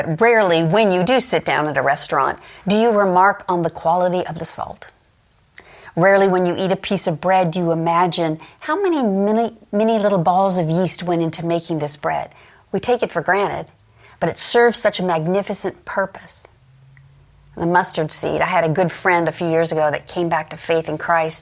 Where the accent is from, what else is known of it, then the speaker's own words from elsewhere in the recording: Los Angeles, California, United States; I grew up in Los Angeles